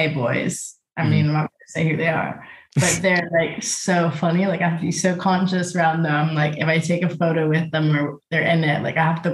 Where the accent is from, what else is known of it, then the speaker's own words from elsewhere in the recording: Toronto, Ontario, Canada; moved away as an adult; now in London, United Kingdom; I'm from Toronto. Grew up just like around nature